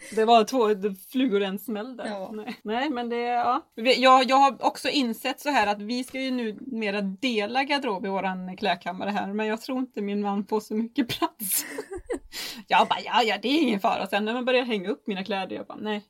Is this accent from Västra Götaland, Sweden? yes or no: yes; Borås, Västra Götaland, Sweden; jag är från Borås